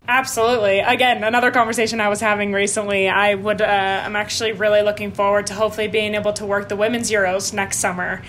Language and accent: English; Denver, Colorado, United States; also born or lived in Saskatchewan; I was born in Denver um, to two Canadian parents